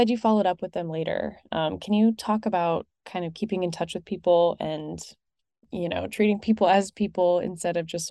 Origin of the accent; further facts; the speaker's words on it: Savannah, Georgia, United States; I've spent pretty much my whole life here, and I grew up around Savannah.